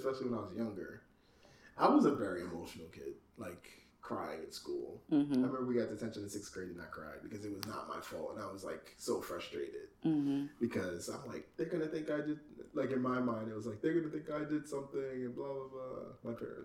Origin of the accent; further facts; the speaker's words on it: United Kingdom; I'm British